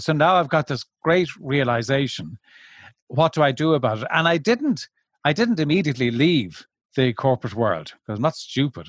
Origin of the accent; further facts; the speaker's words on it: Ireland; I've originally from Ireland.